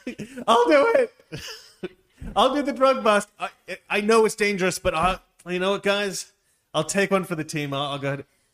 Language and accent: English; Scotland, United Kingdom; All the Jews out there, I'm Scottish. We're worse.